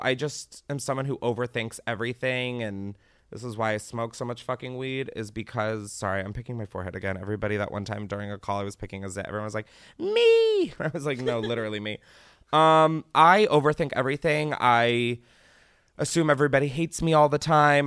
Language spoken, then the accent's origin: English; Delaware, United States; moved away; I grew up in Delaware